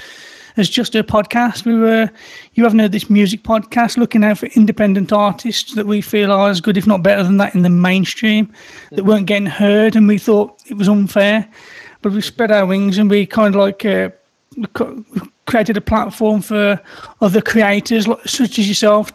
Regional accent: Birmingham, West Midlands, United Kingdom; I'm from the UK here, Birmingham, UK

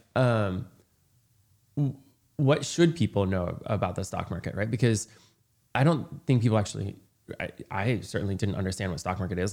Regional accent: rural Indiana, United States; I grew up in rural Indiana where no one had any money.

